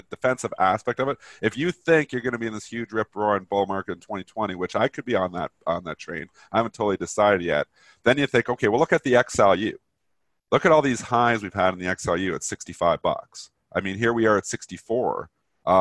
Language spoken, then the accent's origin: English; Canada; I'm Canadian